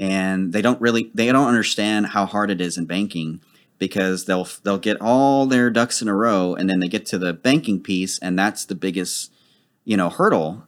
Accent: Dallas, Texas, United States; I've lived in Dallas all my life. I'm actually from Oak Cliff.

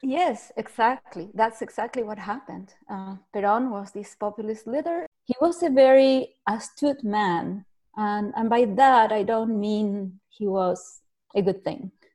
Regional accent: Argentina; moved away as an adult; now in Canada; I was born in Argentina, immigrated to Canada. I did law school in Argentina, and then I raised my family in Canada.

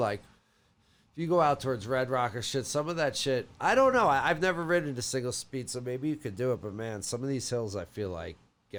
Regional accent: upstate New York, United States; also born or lived in New Jersey; Third grade is when I moved to upstate New York from New Jersey, halfway through the third grade year.

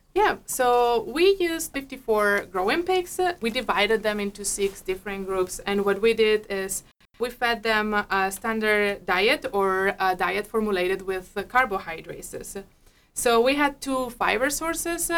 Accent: Spain; moved away as an adult; now in Minnesota, United States; I'm a veterinarian from Spain.

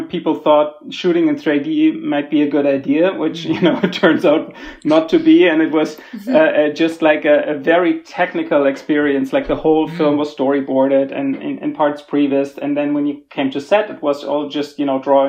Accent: Germany; I'm from Germany originally.

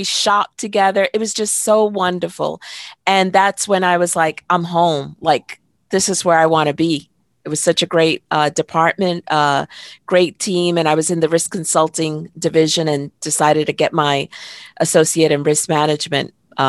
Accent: Brooklyn, New York, United States; So I grew up in Park Slope, Brooklyn, Dominican. My parents are from the Dominican Republic, and I was born in Brooklyn.

